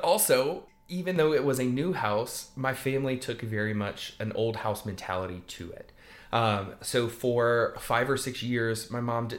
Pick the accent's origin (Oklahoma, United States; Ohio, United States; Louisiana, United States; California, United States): Louisiana, United States; South; I grew up in South Louisiana